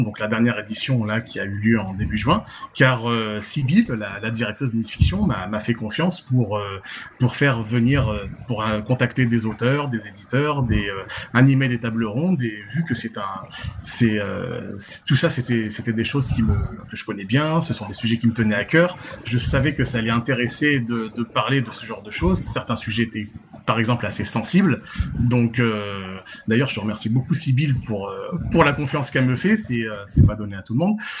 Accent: Nice, Provence-Alpes-Côte d'Azur, France; je suis français de Nice, hein, donc niçois

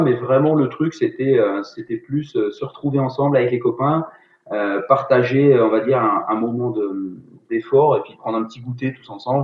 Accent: Brittany, France; je suis breton

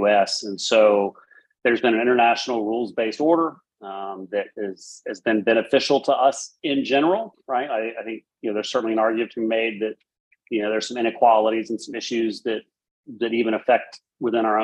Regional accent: United States; as an American who's lived abroad

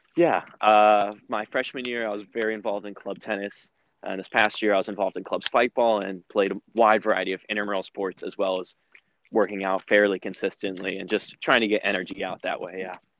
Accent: Raleigh, North Carolina, United States; I'm from Raleigh, and I'm currently a sophomore at NC State

